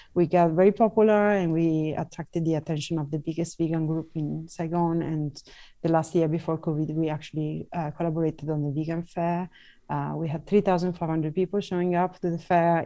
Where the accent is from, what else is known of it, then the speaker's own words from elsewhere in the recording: Venice, Veneto, Italy; moved away; I'm Italian, I'm from Venice